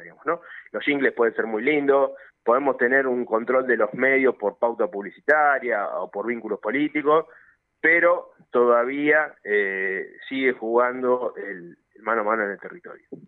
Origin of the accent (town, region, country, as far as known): Argentina